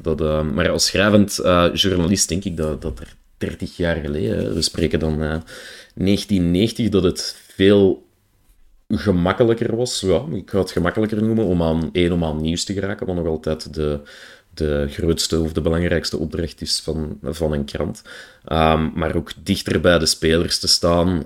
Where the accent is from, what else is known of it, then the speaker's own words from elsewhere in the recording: Brussels, Brussels-Capital Region, Belgium; accent: Brussels; ik heb mijn accent niet mee, ik krijg daar ook geregeld een beetje eh, commentaar op, op mijn, mijn Brusselse air of mijn Brusselse